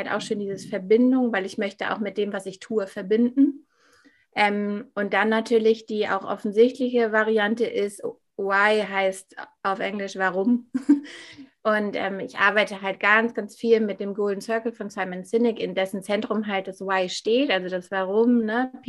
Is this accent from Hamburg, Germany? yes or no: yes; Hamburg, Germany; Genau, ja … ich bin aus Hamburg und ähm, du hast ja schon gesagt, was ich mache.